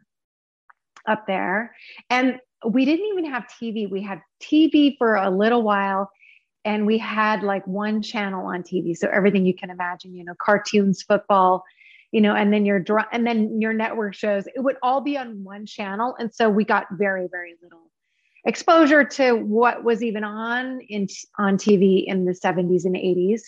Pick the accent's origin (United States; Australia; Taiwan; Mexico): United States; Alaska; moved away as an adult; also born or lived in Seattle / Los Angeles; I was born and raised in Alaska